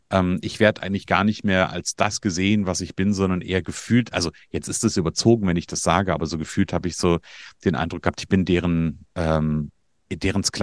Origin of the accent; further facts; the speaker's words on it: Hesse, Germany; ich aus Nordhessen, ich bin gebürtiger Hesse